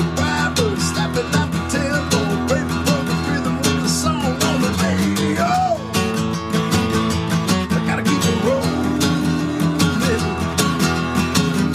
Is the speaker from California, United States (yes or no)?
no; Michigan, United States; I'm from Michigan